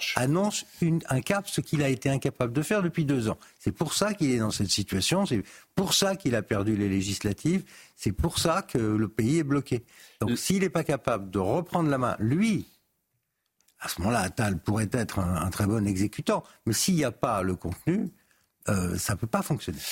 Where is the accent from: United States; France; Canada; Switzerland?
France; Paris, Île-de-France; je suis parisien